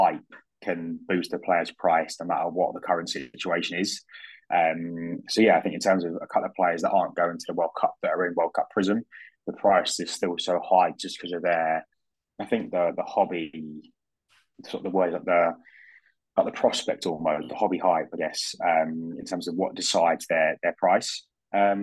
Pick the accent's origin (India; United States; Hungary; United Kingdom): United Kingdom; being a Brit